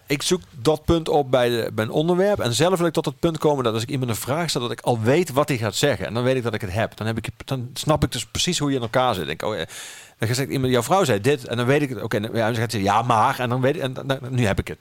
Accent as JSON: {"language": "Dutch", "town": "Geleen", "region": "Limburg", "country": "Netherlands", "tie": "born or raised there", "also_born_or_lived": "Amsterdam", "moved": "yes", "lives_now": "Maastricht, Netherlands", "said": "Geleen, mijn geboortestad"}